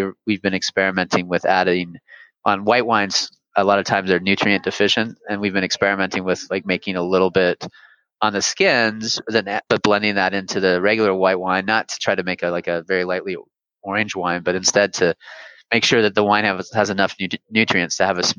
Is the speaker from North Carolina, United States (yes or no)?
no; San Francisco, California, United States; My French wasn't very good, but I was from San Francisco